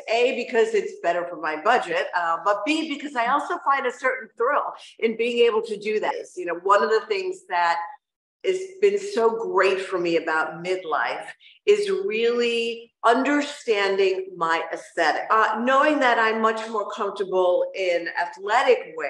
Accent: New York, United States; now in Miami, United States; As a New Yorker

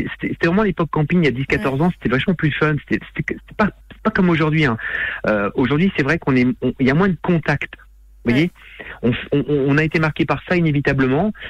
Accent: the North, Hauts-de-France, France; Moi, je suis du Nord, je suis un sti, je suis un stomi, mm. Je suis un vrai sti.

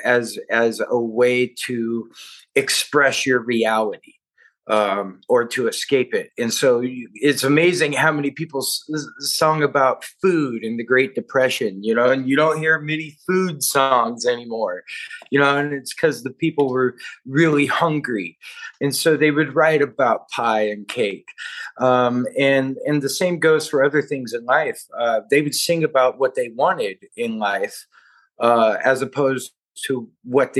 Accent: Nashville, Tennessee, United States; I grew up right outside of Nashville in a just real kind of hillbilly poverty

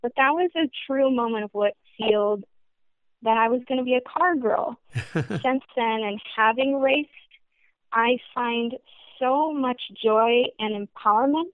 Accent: Northern Michigan, United States; I grew up in Northern Michigan

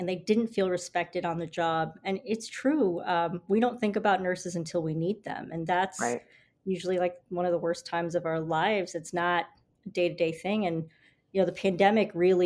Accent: New York City, New York, United States; I was born and raised in New York City to parents from the Caribbean

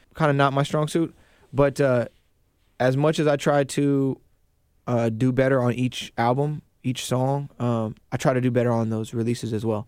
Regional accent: Kingsgate, Washington, United States; also born or lived in Renton; I grew up in Kingsgate

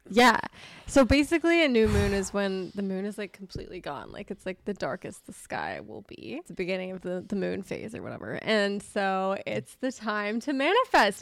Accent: Manhattan Beach, California, United States; moved away as an adult; also born or lived in Nashville, Tennessee; I grew up in, like, a very safe beach town area, but the public schools are awesome

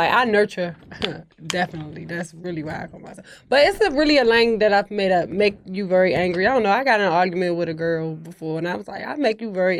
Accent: Washington, District of Columbia, United States; now in Atlanta, United States; I'm from Washington, D.C., PG County, DMV.

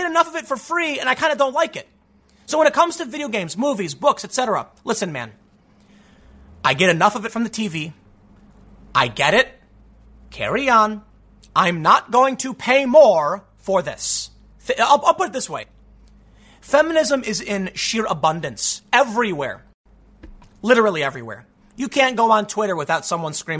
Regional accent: Chicago, Illinois, United States; I grew up in the South Side

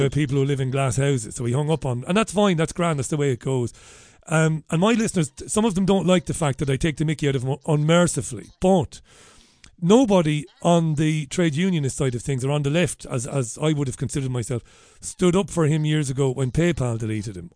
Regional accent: Ireland; we're Irish

